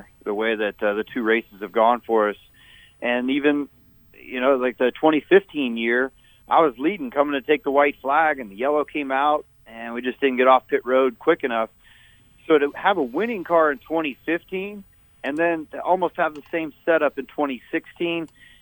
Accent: Las Vegas, Nevada, United States; in Vegas last week, my hometown

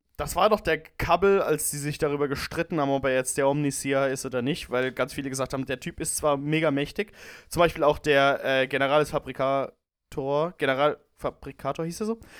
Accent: Rhineland-Palatinate, Germany; als Pfälzer

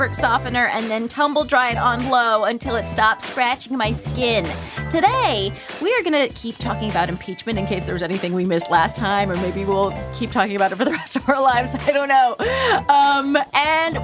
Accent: Palm Springs, California, United States; I grew up in Palm Springs

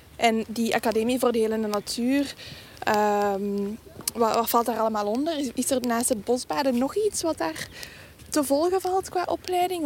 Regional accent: Halle, Flanders, Belgium; Ik ben eigenlijk van Halle

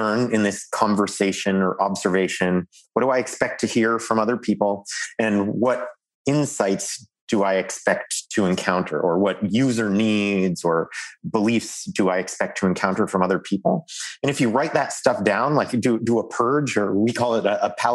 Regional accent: Canada; as a Canadian loudmouth

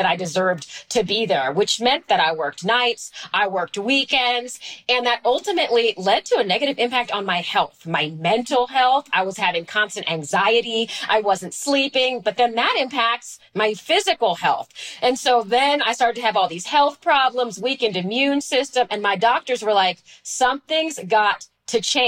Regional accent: Washington, District of Columbia, United States; I grew up in Washington, D.C.

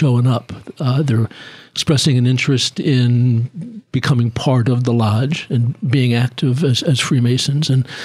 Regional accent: Philadelphia, Pennsylvania, United States; I'm from Philly.

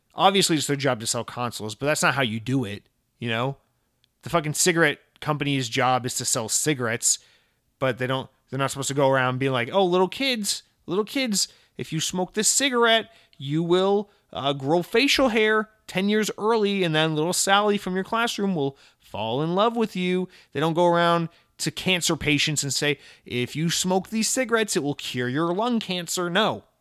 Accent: Atlanta, Georgia, United States; also born or lived in Massachusetts / New York; now in Central Florida, United States; growing up in Georgia, like, in Atlanta and around Atlanta

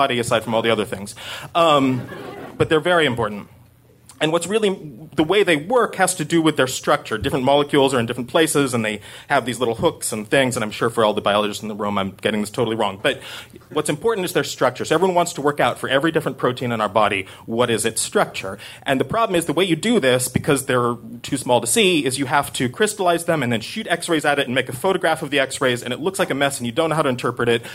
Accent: Corvallis, Oregon, United States; now in New York, United States; I grew up in Corvallis, Oregon

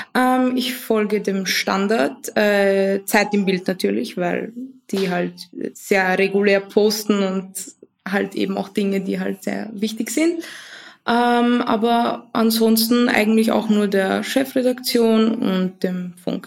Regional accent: Vienna, Austria; ich komme aus Wien. Ähm, ich bin auch hier geboren, meine Eltern nicht.

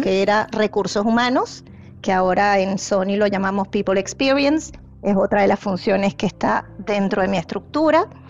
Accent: Venezuela; moved away; Yo soy originalmente de Venezuela

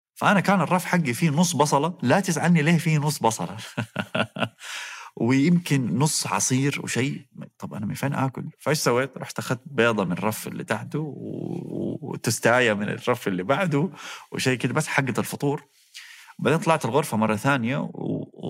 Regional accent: Saudi Arabia; also born or lived in Toronto, Canada / Waterloo, Canada; قلت له من السعودية

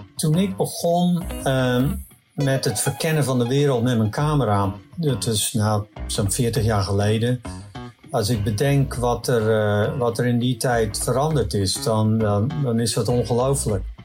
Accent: Netherlands; now in California, United States; ik voel me nog steeds in hart en ziel Nederlander

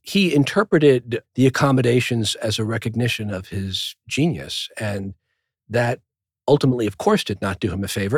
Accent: New Rochelle, New York, United States; also born or lived in Manhattan, New York / Brookline, Massachusetts; I was born in Manhattan. We moved when I was seven to Brookline, Massachusetts for three years, and then we moved to New Rochelle, a Westchester

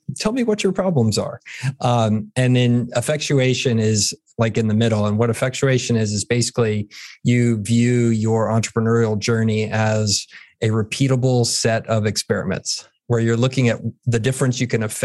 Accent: San Antonio, Texas, United States; also born or lived in Pennsylvania / San Francisco; grew up here in San Antonio, 46 years old now, went to high school here.

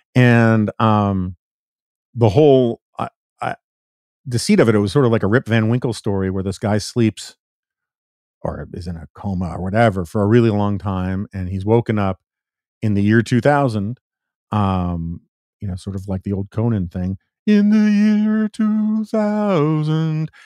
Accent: New York City, New York, United States; I grew up in New York City, um, not far from

